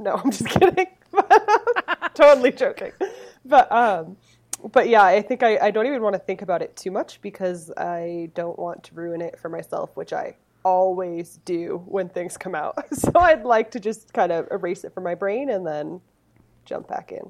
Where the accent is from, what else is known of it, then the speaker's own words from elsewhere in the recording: Massachusetts, United States; moved away; you can take the garbage out of Massachusetts, but you can't take the Massachusetts out of the garbage.